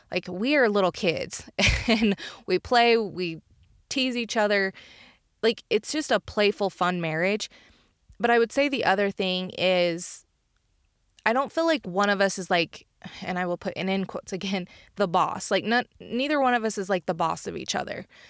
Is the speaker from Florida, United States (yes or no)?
no; Uinta Basin, Utah, United States; my hometown in Uinta Basin